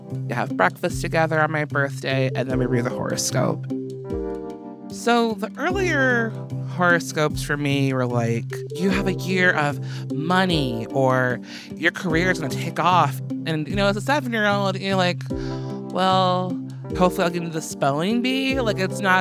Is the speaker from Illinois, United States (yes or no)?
yes; Chicago, Illinois, United States; I was born August 26th in Chicago, Illinois at 3:15 p.m.